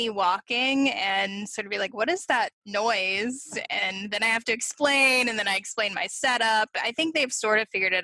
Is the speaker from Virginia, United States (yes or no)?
yes; Virginia, United States; my home state, Virginia